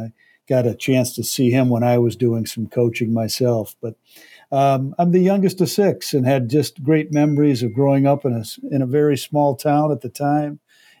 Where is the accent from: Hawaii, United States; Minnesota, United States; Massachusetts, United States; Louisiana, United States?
Minnesota, United States; Hopkins; also born or lived in Compton; I had a great experience growing up in Hopkins, and it was Eisenhower at the time. We had the rival high school, Lindbergh, and they closed Eisenhower about a year after I graduated.